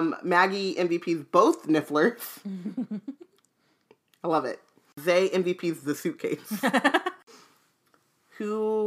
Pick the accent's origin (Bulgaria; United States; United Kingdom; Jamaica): United Kingdom; England; I'm from England. Check the accent.